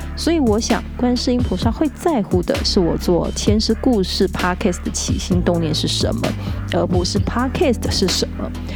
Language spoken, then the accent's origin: Chinese; Taiwan; 一起再次认识我们的故乡